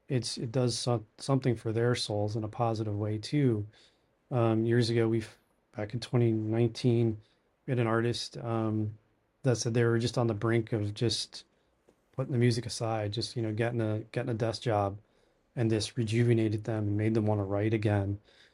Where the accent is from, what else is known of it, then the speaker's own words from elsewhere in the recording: Allentown, Pennsylvania, United States; moved away as an adult; now in Appleton, United States; I'm originally from Allentown